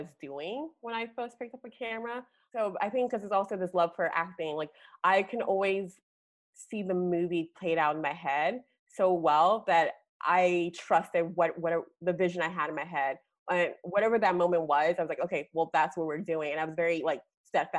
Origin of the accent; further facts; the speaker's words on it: Nigeria; also born or lived in Baltimore, Maryland / York, Pennsylvania / Dallas, Texas; now in United States; I'm Nigerian born, and I moved here in 1997 with my dad and my brother.